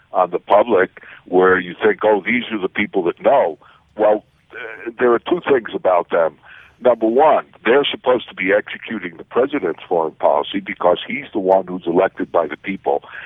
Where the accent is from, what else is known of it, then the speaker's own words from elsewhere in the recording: United States; as an American